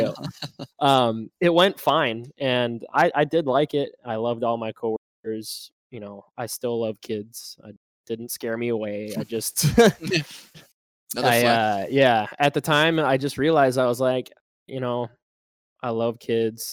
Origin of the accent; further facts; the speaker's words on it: Fargo, North Dakota, United States; I'm from Fargo, North Dakota here, born and raised.